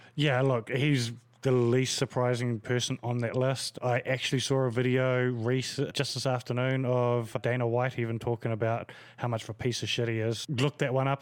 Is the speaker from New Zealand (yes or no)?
yes; New Zealand; as a New Zealander